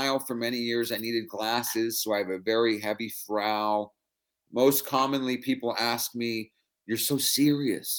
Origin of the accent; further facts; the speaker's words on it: San Francisco, California, United States; I'm born and raised in San Francisco. I'm West Coast kid my whole life